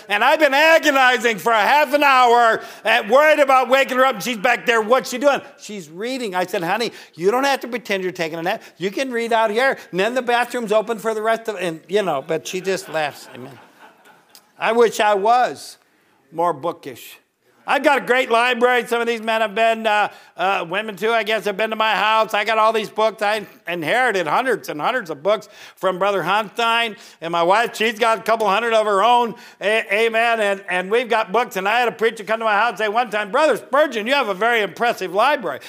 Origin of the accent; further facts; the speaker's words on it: Northern Ohio, United States; moved away as an adult; I grew up in Northern Ohio, I joined the military at eighteen